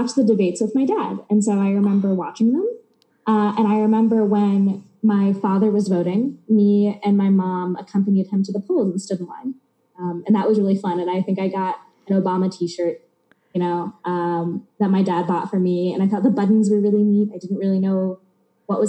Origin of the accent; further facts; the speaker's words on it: Texas, United States; moved away as an adult; now in New York, United States; I'm from Texas, so I lived there since I was 8 through 18